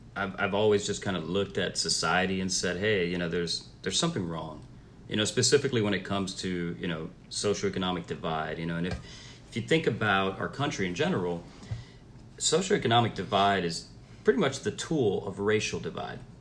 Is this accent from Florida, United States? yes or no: yes; Miami, Florida, United States; moved away as an adult; now in Charlotte, United States; I'm originally from Miami, Florida, uh, first generation American